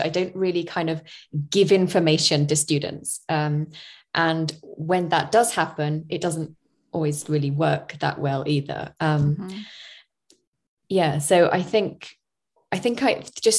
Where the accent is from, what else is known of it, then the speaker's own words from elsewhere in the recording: United Kingdom; moved away as an adult; also born or lived in Spain; I'm from the UK